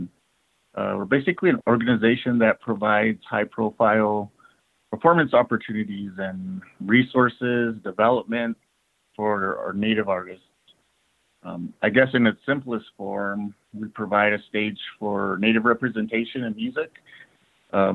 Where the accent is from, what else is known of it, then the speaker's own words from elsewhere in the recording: Cochiti Pueblo, New Mexico, United States; now in Albuquerque, United States; I'm from the Pueblo lands of New Mexico, Cochiti Pueblo to be exact